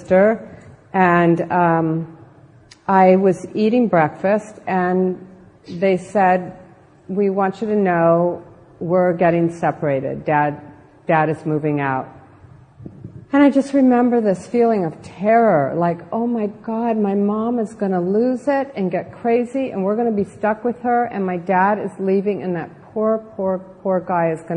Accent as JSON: {"language": "English", "region": "Southern California", "country": "United States", "tie": "born or raised there"}